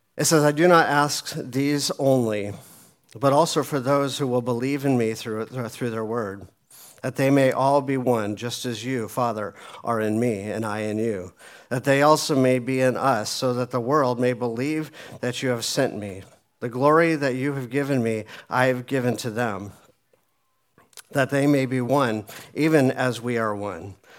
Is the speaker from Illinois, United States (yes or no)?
no; Phoenix, Arizona, United States; moved away as an adult; also born or lived in Colorado; I was raised uh, in Phoenix, lived there until I was about 25